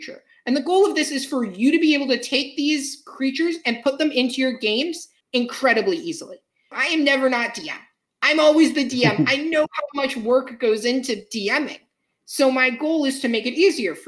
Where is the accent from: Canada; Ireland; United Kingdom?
Ireland; I'm Irish myself. So, you know, I got told a lot of Irish folktales as a kid